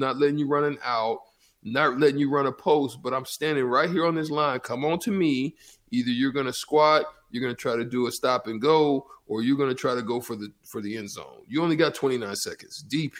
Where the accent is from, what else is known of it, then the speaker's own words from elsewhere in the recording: Opelika, Alabama, United States; also born or lived in Auburn, Alabama; I was born in Opelika in Auburn. They're like, you know, city side by side.